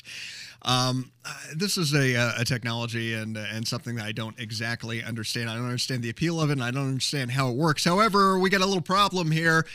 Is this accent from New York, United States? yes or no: no; Carmel, Indiana, United States; moved away; Our hometown of Carmel, Or at least that's my my hometown. That's where my folks are located